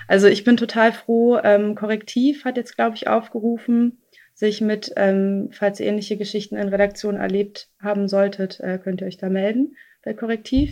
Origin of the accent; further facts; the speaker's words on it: East Germany, Germany; ich komme aus Ostdeutschland